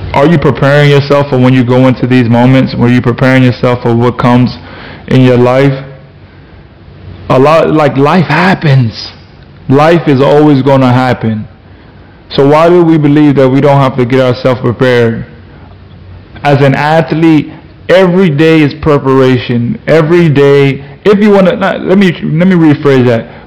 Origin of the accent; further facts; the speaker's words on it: Florida, United States; I'm from Florida.